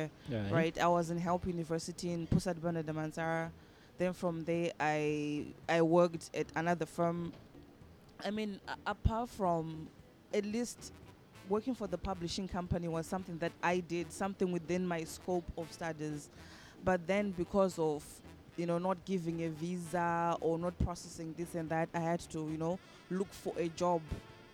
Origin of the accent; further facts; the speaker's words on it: Zimbabwe; moved away as an adult; now in Malaysia; I'm from Zimbabwe. Of course, living and working in Malaysia